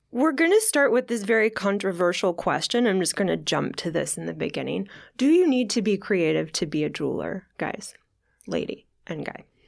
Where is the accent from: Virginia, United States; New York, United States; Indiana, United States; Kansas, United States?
Kansas, United States; when I was a young girl growing up in Kansas